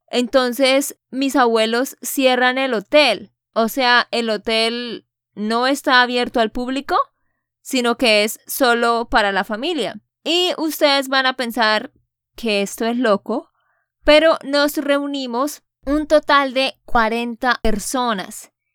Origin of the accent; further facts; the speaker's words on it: Santander, Colombia; de Santander, Colombia